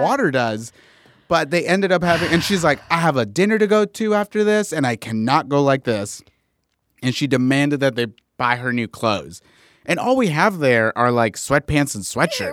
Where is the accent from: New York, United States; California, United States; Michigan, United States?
California, United States; Inglewood; I grew up in Inglewood, California